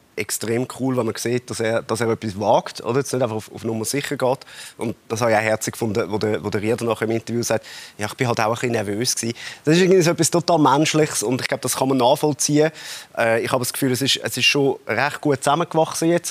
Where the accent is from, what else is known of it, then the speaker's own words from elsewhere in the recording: Zurich, Switzerland; so sind wir Zürcher